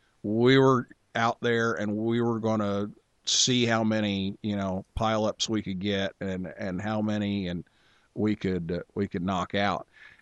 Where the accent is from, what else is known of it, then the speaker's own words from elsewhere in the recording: Vincennes, Indiana, United States; I grew up in Vincennes, Indiana